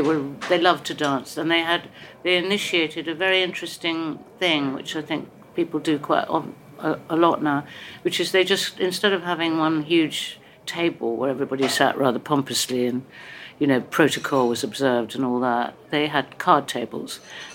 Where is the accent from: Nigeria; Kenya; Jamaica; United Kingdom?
United Kingdom; England; accent: American; I arrived at the school being awfully British, and you know … were everything. And by the time I left, I had an American accent. I hated England. You know, so I came back grumpily